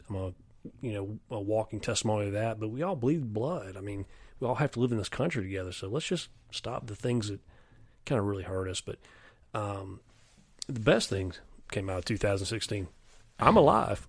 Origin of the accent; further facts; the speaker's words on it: near Clemson, South Carolina, United States; I grew up near Clemson